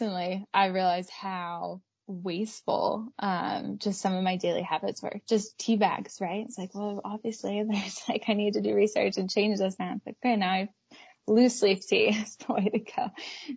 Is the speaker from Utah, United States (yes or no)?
yes; Park City, Utah, United States; I grew up in Park City